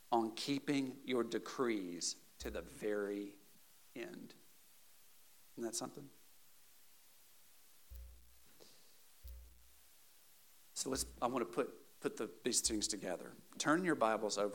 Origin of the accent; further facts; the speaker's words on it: the South, United States; Southern Baptist culture growing up in the South